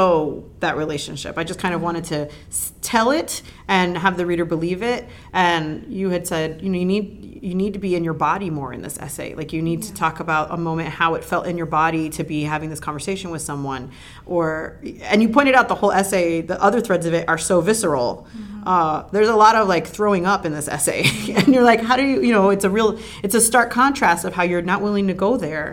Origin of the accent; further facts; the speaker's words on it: Hialeah, Florida, United States; moved away; I grew up calling that the Gratigny, because I'm from Hialeah